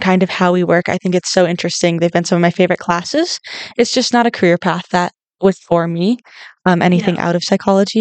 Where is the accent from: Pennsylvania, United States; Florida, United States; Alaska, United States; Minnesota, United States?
Minnesota, United States; northern; moved away as an adult; I grew up in Minnesota. I grew up in a small town in northern Minnesota